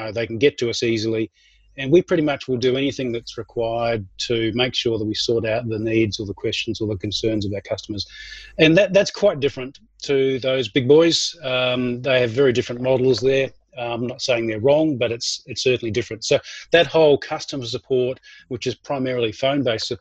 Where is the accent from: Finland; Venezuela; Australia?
Australia; moved away as an adult; now in Auckland, New Zealand; And I may be an Aussie, but I need to let you know that I'm also a Kiwi. So I've been here for 20 years now